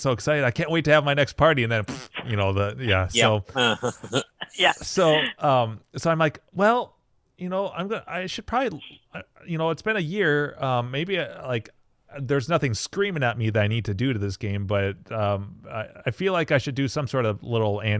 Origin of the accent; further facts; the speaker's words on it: St. Cloud, Minnesota, United States; where I grew up in St. Cloud